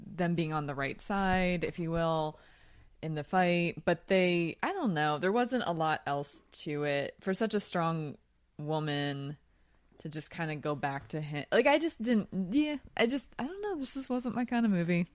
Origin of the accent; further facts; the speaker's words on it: Philadelphia, Pennsylvania, United States; from Philly like me